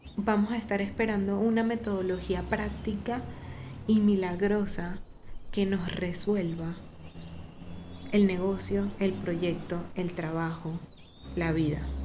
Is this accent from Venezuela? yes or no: yes; Venezuela; now in Medellín, Colombia; si somos venezolanos